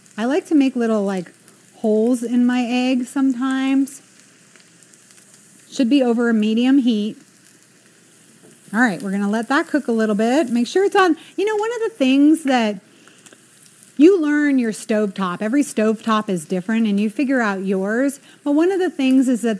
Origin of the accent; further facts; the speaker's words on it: New England, United States; I'm from New England. I have to say wicked every once in a while